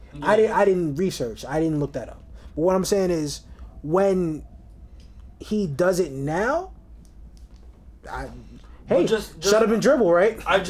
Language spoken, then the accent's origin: English; New York City, New York, United States; I'm from New York and all that.